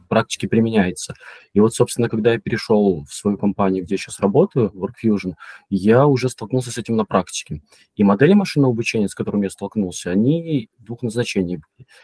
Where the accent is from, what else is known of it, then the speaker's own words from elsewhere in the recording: Mogilev Region, Belarus; moved away as an adult; also born or lived in Minsk, Belarus; now in Poland; Я родом из Беларуси, вообще из маленького городка Могилевской области. Долго жил в Минске, сейчас я, я живу в Польше